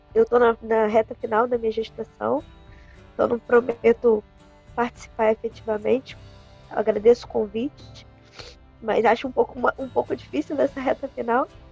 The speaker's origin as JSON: {"language": "Portuguese", "town": "Macaé", "region": "Rio de Janeiro", "country": "Brazil", "tie": "born or raised there", "said": "eu sou realmente macaense, moro aqui desde que eu nasci"}